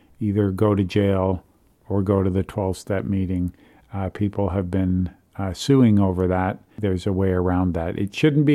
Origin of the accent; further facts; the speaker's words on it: Toronto, Ontario, Canada; in my hometown, Toronto, Canada.